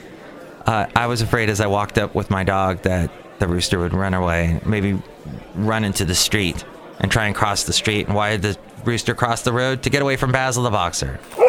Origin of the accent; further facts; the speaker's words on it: Los Angeles, California, United States; now in Bay Area, United States; growing up in the Los Angeles area.